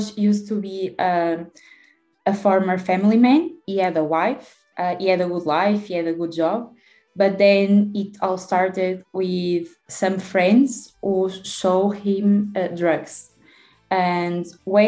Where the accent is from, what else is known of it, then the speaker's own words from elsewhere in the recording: Porto, Norte, Portugal; I'm a student from Oporto.